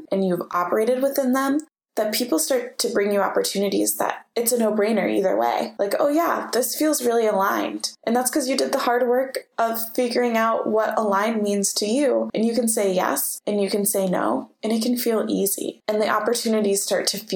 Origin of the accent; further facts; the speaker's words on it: United States; growing up in America, we have this obsession with struggle